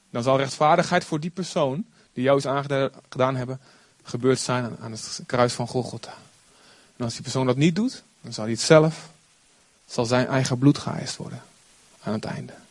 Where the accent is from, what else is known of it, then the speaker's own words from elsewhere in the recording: Olst, Overijssel, Netherlands; Ik was vrijdag weer in Olst voor een bruiloft, eh, waar ik vandaan kom. En eh, nou ja, niet heel spectaculair dorp. Het viel me op hoe klein het eigenlijk is. Vroeger toen ik kind was, was het een hartstikke groot dorp.